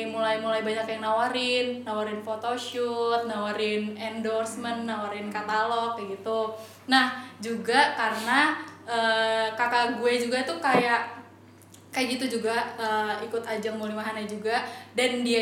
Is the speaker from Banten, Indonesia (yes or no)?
no; Lampung, Indonesia; karena asal gue dari Lampung jadi Muli Mahanai Lampung itu kayak duta pariwisata